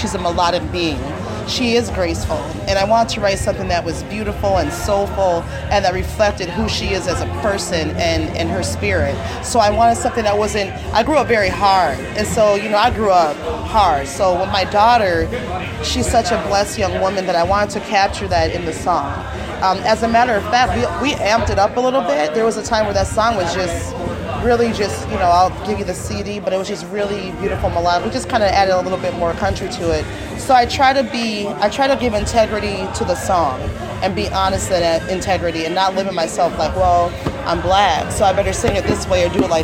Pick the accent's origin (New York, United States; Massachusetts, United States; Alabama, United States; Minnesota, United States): Minnesota, United States; Minneapolis; I'm from Minneapolis